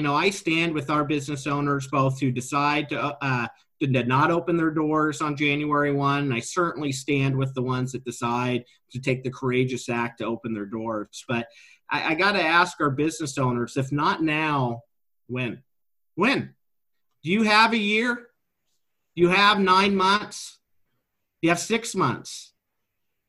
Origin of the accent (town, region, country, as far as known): Oregon, United States; born or raised there